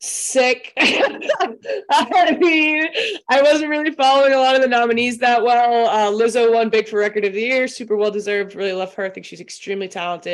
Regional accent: Boston, Massachusetts, United States; I'm from Boston

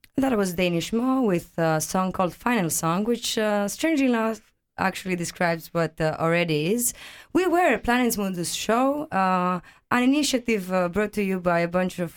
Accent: Greece; moved away as an adult; now in Aarhus, Denmark; I come from Greece

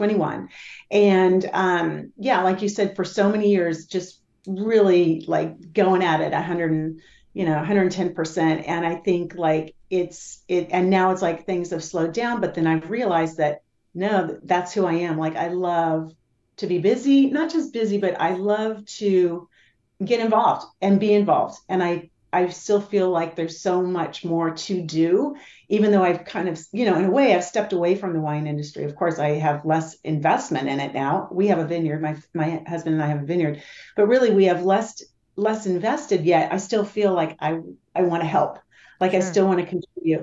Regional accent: Willamette Valley, Oregon, United States; also born or lived in Los Gatos, California; we moved up here to the Willamette Valley back in 1968

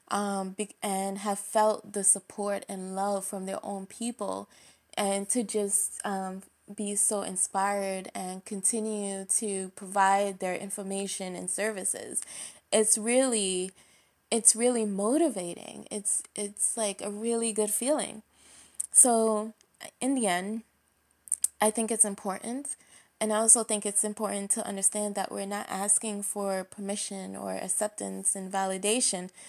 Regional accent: Jamaica; personally speaking, I'm Jamaican. I know you can't tell from my voice, but I am.

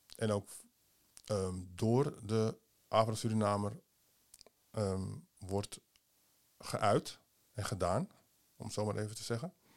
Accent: Amsterdam, North Holland, Netherlands; Amsterdam. Oké, waar van Amsterdam? Ja, Holendrecht

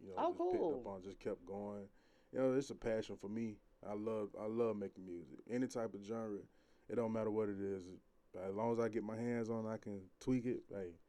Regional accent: Thomaston, Georgia, United States; I'm from Thompson, Georgia.

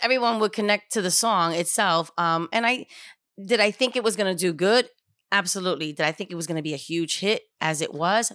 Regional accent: New York City, New York, United States; was born and raised in Spanish Harlem

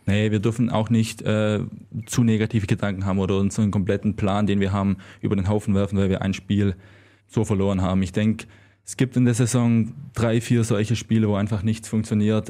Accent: Swabia, Baden-Württemberg, Germany; accent: Swabian; moved away; ich war oft auf meinen Dialekt angesprochen

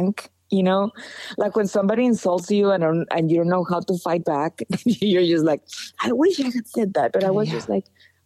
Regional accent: Monterrey, Nuevo León, Mexico; I'm from Monterrey.

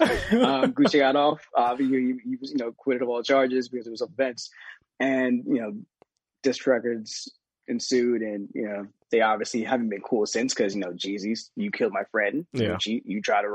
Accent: Atlanta, Georgia, United States; I'm from Atlanta

